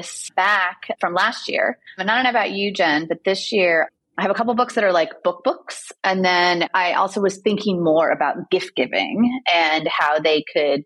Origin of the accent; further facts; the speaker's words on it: Southern California, United States; I grew up in Southern California